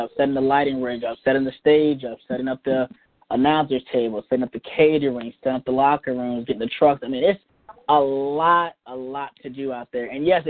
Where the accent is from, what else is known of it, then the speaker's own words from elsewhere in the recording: Henderson, North Carolina, United States; now in Tampa, United States; I moved from Henderson, North Carolina to Tampa, Florida. I moved in with my aunt and uncle, and they took me in for 3 months